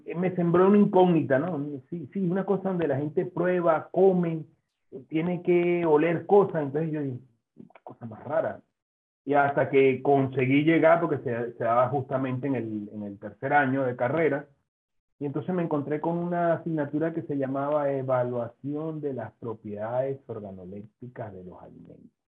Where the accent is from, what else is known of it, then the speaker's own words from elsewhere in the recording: Venezuela; moved away as an adult; also born or lived in Spain; now in Zaragoza, Spain; me vine a España a hacer el doctorado, mi idea inicialmente era formarme eh, y luego regresar a mi tierra natal